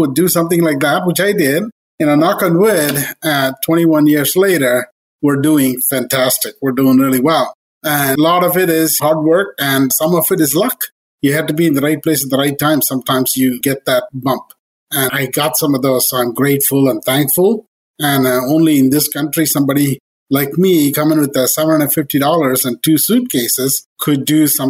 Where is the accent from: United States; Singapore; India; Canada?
India; moved away as an adult; I came from India with the master's, and I came here to do my master's